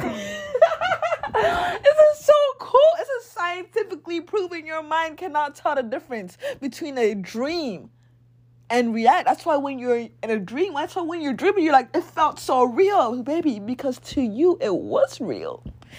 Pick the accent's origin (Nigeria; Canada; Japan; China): Nigeria; moved away; I went to boarding school and high school in Nigeria